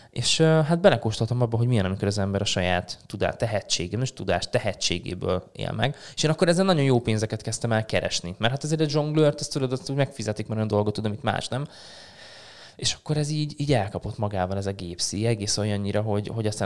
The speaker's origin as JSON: {"language": "Hungarian", "town": "Szarvas", "region": "Békés", "country": "Hungary", "tie": "born or raised there", "moved": "as an adult", "lives_now": "Szeged, Hungary", "said": "Én szarvasi vagyok, igen. Én szarvasi ott nőttem föl"}